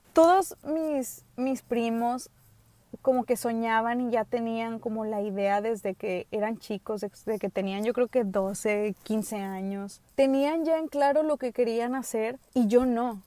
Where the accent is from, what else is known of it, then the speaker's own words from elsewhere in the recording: United States; first language English; Spanish is a second language; moved away; yo nací, como les he dicho, en Estados Unidos. Allá no tenía primos, pues soy hija única